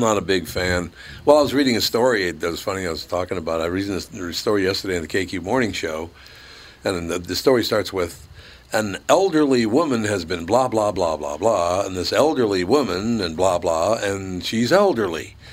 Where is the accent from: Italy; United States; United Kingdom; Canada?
United States; because I'm an American